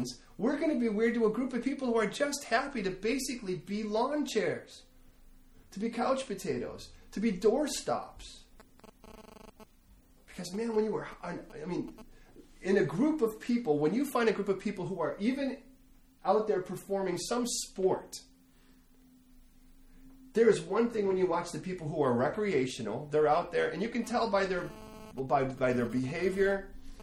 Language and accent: English; United States; I'm an American